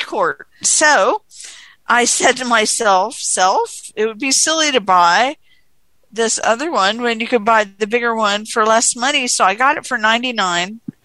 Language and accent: English; Phoenix, Arizona, United States; I'm from Phoenix, Arizona